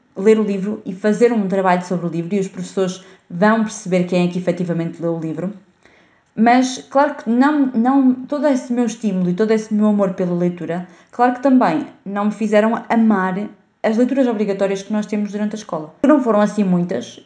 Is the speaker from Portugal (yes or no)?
yes; Portugal; first language Portuguese; ler literatura portuguesa é uh, obrigatório na, na escola